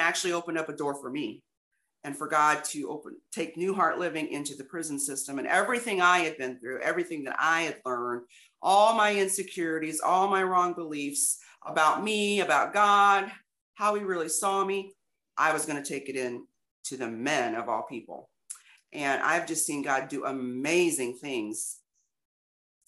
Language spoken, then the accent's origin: English; Illinois, United States; moved away as an adult; also born or lived in East St. Louis; now in Texas, United States; I'm from Illinois.